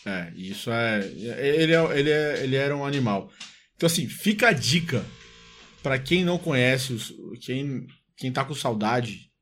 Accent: Salvador, Bahia, Brazil; na minha infância, é, também lá em Salvador

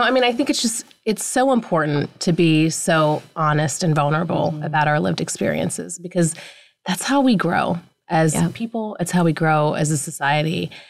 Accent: a small town outside of Pittsburgh, Pennsylvania, United States; I grew up in a really small town outside of Pittsburgh, Pennsylvania. Mm-hmm. blue collar, white town. My family defined diversity being Indian.

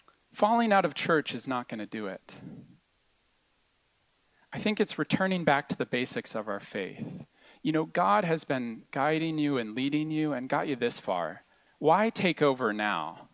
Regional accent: United States; moved away as an adult; now in Montreal, Canada; I was the only American in the class

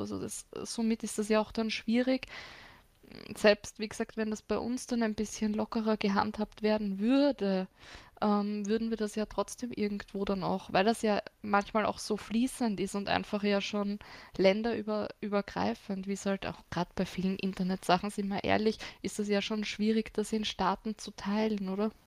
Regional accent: Austria

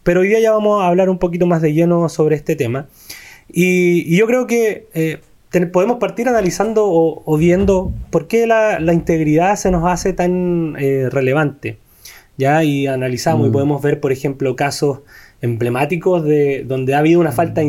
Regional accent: Chile; a nosotros, aquí como chilenos

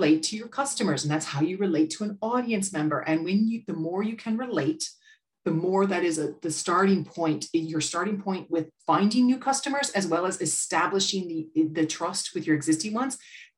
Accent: United States; accent: American; now in Ireland; you could tell from my accent, I'm American.

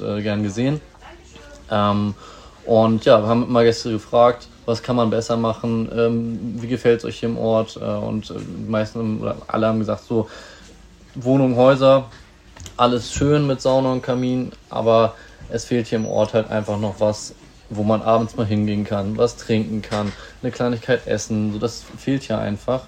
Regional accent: Bad Oldesloe, Schleswig-Holstein, Germany; also born or lived in Hamburg; now in Lübeck, Germany; geboren bin ich in Hamburg, aufgewachsen in Bad Oldesloe

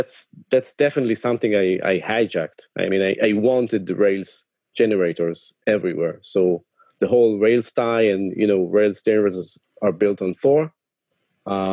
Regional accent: Tel Aviv, Tel Aviv District, Israel; I'm from Tel Aviv

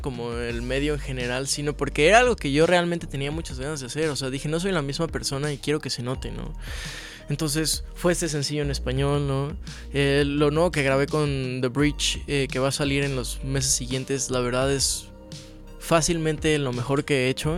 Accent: Mexico; he crecido en una familia súper católica desde, desde siempre, ¿no? Como buen mexicano

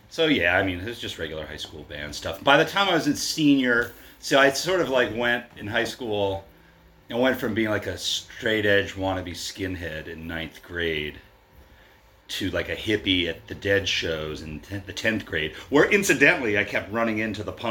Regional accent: Baltimore, Maryland, United States; moved away as an adult; I grew up in Baltimore, Maryland.

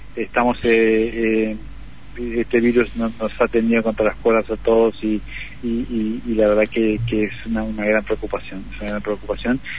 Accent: Argentina; como argentinos

